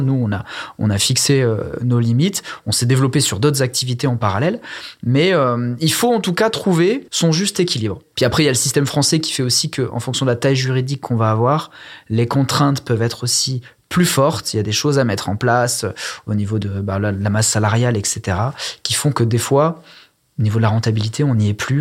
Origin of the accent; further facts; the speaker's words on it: Ardèche, Auvergne-Rhône-Alpes, France; moved away as an adult; also born or lived in Versailles; revenir en Ardèche, au soleil, euh, zone avec un pouvoir d'achat euh, hyper intéressant, des clients agréables et pas pressés. voilà, enfin, je, je, revenais dans ma région d'origine